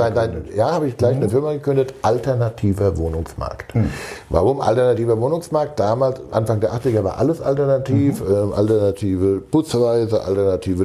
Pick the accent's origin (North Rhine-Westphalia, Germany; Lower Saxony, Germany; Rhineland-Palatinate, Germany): Rhineland-Palatinate, Germany; Rheinhessen; now in Hamburg, Germany; Ich bin ein gebürtiger Rheinhesse.